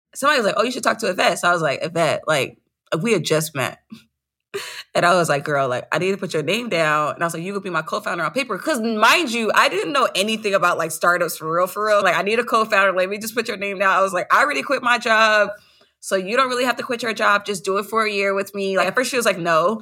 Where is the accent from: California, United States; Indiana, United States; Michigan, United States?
California, United States; Los Angeles; I'm from South Central Los Angeles